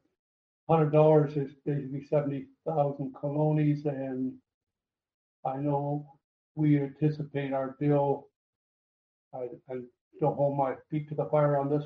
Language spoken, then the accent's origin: English; Canada; moved away as an adult; now in Costa Rica; I haven't been back to Canada, my home country, for now 23, 24 years